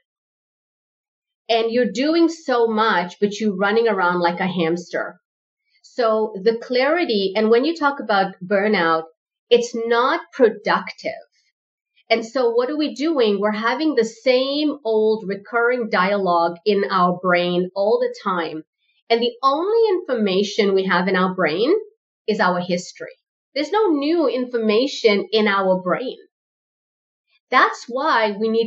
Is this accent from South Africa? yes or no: yes; South Africa; My parents are first generation South African